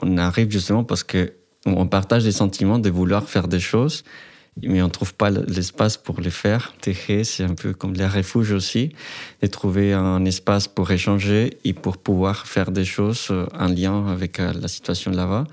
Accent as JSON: {"language": "French", "country": "Colombia", "second_language": "French", "moved": "as an adult", "lives_now": "France", "said": "je suis étudiant, je viens de la Colombie"}